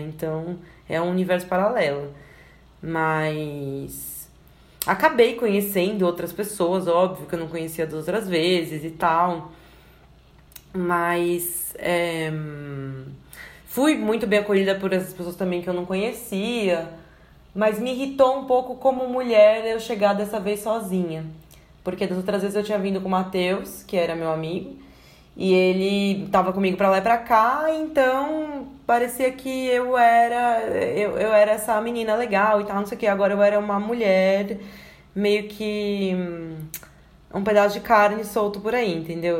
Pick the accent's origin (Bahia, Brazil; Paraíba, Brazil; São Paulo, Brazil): São Paulo, Brazil; moved away as an adult; now in Serra da Saudade, Brazil; Eu sou de São Paulo, agora tô morando em Minas